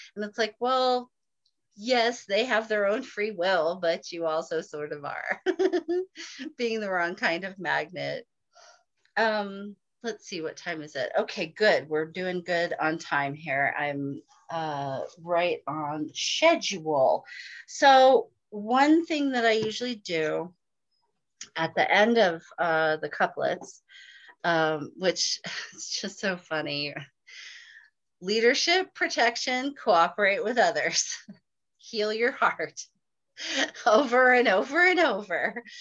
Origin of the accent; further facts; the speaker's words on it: Northern California, United States; I grew up in Northern California